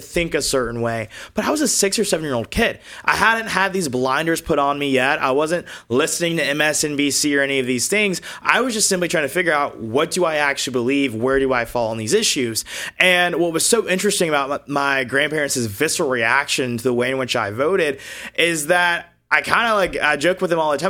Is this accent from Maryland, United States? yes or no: no; Augusta, Georgia, United States; moved away as an adult; also born or lived in Alabama; now in Los Angeles, United States; I was born and raised in the state of Georgia